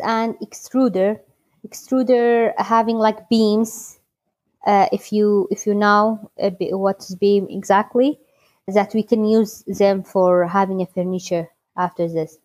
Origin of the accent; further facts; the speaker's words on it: Halabja, Kurdistan Region, Iraq; I am from Halabja, Kurdistan, Iraq.